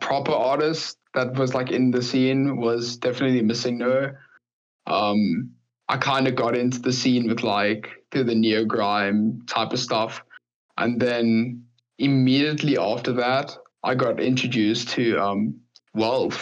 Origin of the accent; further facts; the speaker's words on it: South Africa; I'm from South Africa